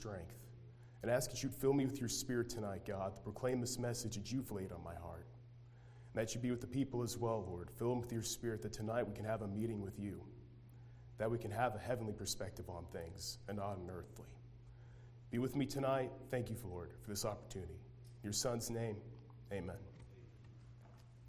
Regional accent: United States; All of us as Americans

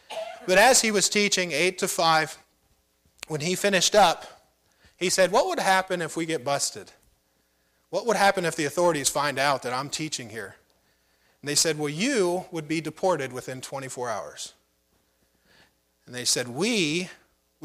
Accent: United States; I'm an American.

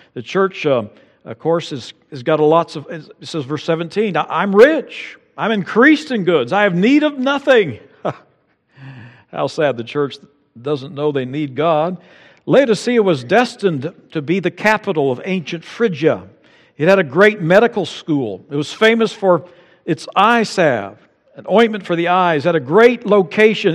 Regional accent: United States

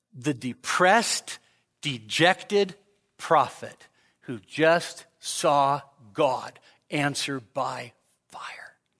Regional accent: Sacramento, California, United States; moved away as an adult; also born or lived in Marysville, California; now in Nevada, United States; born in Marysville, raised in Sacramento

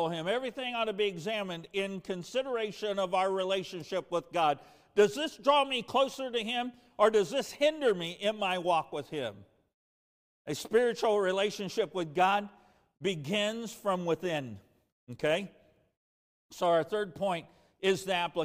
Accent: De Soto, Kansas, United States; I grew up in DeSoto, Kansas

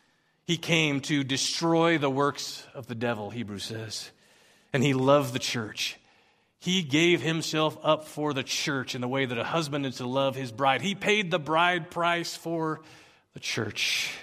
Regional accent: Philippines; now in United States; I remember growing up in the Philippines, being a sojourner and a foreigner, and I just didn't fit in, but I'd come back to the States, and I'd been gone for a few years, and I didn't quite fit in here

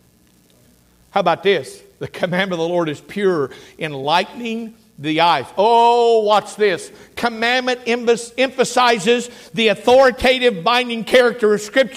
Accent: United States; I'm an American

